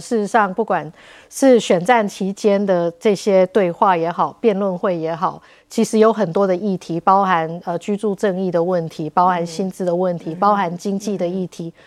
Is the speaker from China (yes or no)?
no; Tainan, Taiwan; also born or lived in United States; 我也是台南人